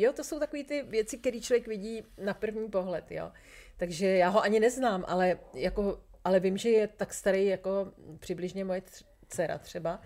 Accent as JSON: {"language": "Czech", "country": "Czechia", "said": "jsem úplně jako šťastná, že jsem Češka"}